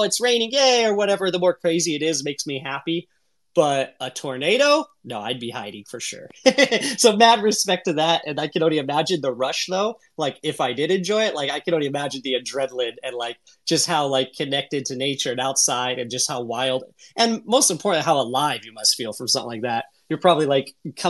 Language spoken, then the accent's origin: English; Southern California, United States; I grew up in Southern California